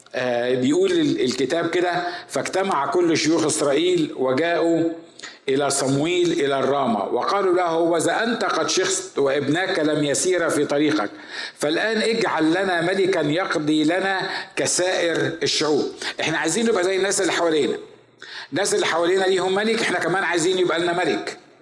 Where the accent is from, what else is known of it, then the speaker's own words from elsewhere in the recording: Upper Egypt, Egypt; now in United States; عندنا في الصعيد